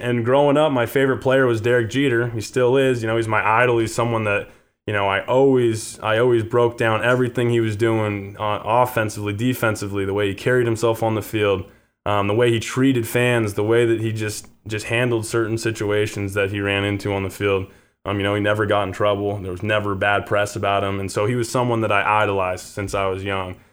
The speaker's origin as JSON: {"language": "English", "town": "Bend", "region": "Oregon", "country": "United States", "tie": "born or raised there", "also_born_or_lived": "Pasadena, California / La Cañada Flintridge, California", "moved": "as an adult", "said": "my family moved up to Bend, Oregon. That's where I went to middle school, high school"}